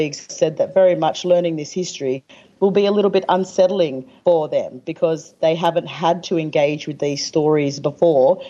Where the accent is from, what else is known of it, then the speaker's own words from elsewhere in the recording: Australia; In my hometown, we have bridges and parks and different things named after people who actually massacred ancestors of ours